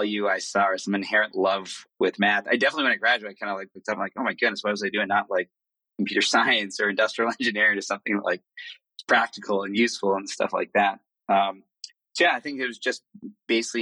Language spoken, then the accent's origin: English; Boston, Massachusetts, United States; moved away as an adult; now in São Paulo, Brazil; I was born in Boston, grew up there. And Boston was my base until about 10 years ago when I moved to São Paulo